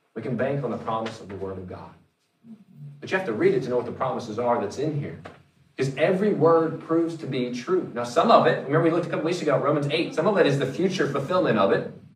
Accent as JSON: {"language": "English", "region": "North Carolina", "country": "United States", "moved": "yes", "said": "I'm originally from the East Coast or from North Carolina"}